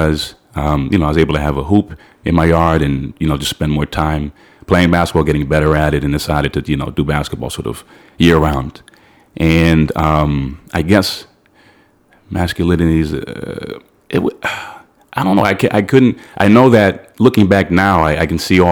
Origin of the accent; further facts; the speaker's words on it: Londonderry, New Hampshire, United States; moved away as an adult; now in New York, United States; I grew up in Londonderry, New Hampshire